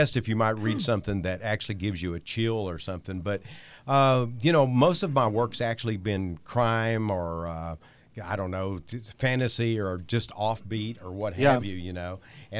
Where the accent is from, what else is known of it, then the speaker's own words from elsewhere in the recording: Texas, United States; I'm from Texas